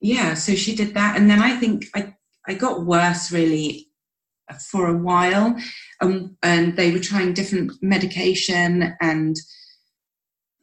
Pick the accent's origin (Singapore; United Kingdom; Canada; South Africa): United Kingdom; We're massive tea drinkers. We're British